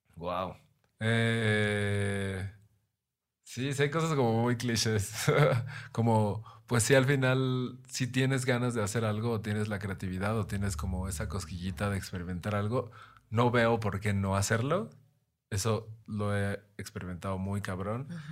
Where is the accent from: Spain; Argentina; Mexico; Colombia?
Mexico